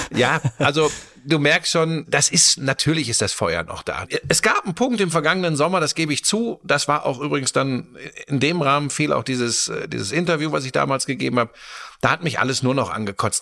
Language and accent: German; Germany; bei uns in Deutschland